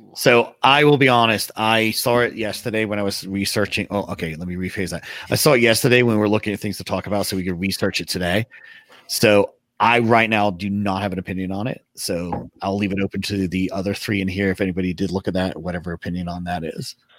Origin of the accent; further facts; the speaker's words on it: England, United Kingdom; I grew up in England